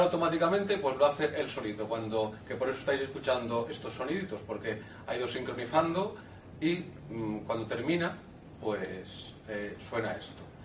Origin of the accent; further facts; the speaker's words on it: Seville, Andalusia, Spain; soy de Sevilla